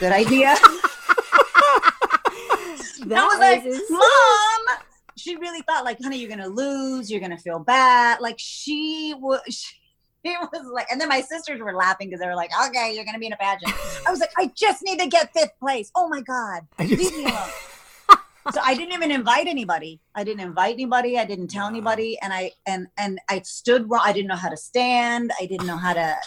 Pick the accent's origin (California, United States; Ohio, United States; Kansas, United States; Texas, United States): Texas, United States; I'm from Texas where it's pageants and football, but I didn't grow up with it